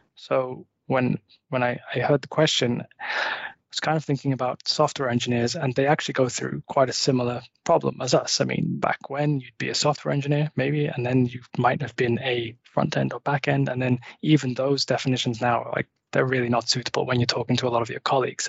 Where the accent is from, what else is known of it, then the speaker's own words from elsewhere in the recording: just outside Liverpool, North West England, United Kingdom; now in Malmö, Sweden; I'm a Brit. I actually grew up just outside Liverpool in England. Uh, I now live in Malmö